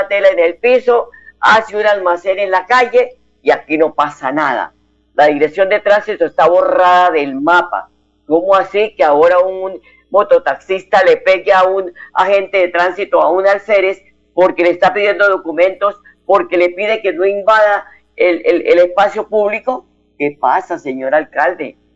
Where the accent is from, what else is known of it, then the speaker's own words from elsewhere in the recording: Colombia; Así que como buen eh, em, colombiano, como buen eh, patriota, hay que ir a las urnas a elegir los candidatos de sus preferencias.